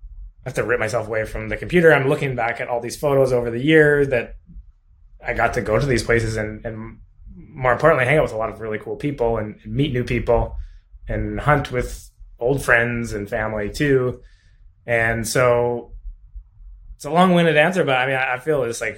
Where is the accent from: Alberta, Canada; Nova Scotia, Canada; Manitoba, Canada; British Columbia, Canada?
Alberta, Canada; also born or lived in Okanagan; now in Kelowna, Canada; I grew up in Alberta